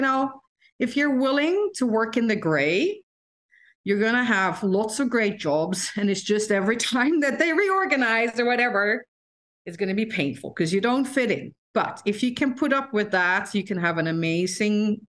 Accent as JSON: {"language": "English", "country": "Netherlands", "tie": "born or raised there", "moved": "as an adult", "said": "I grew up in the Netherlands, and I grew up in one of the few towns in the Netherlands that has a boarding school"}